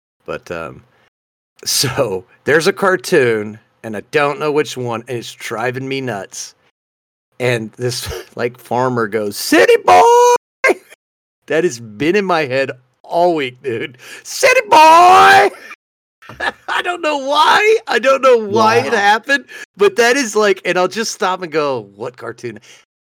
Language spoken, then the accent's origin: English; Colorado, United States; moved away; I grew up in Colorado